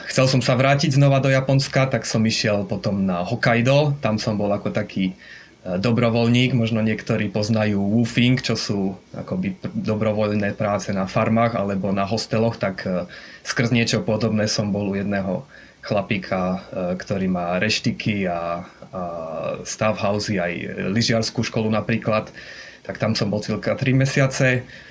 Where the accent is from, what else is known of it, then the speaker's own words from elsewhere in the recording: Košice, Košice Region, Slovakia; moved away as an adult; also born or lived in Brno / Olomouc; now in Japan; pochádzam z Košíc teda pôvodne